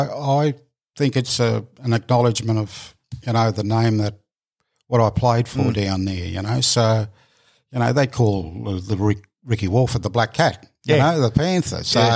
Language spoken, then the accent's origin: English; Tweed, New South Wales, Australia; moved away as an adult; also born or lived in Canberra; I'm up at Tweed.